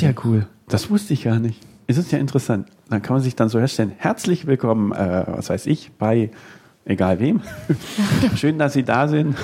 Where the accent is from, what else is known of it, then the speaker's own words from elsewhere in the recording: Nuremberg, Bavaria, Germany; als Nürnberger